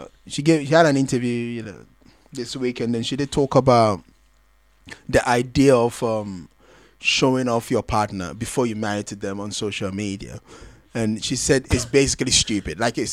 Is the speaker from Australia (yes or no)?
no; Ghana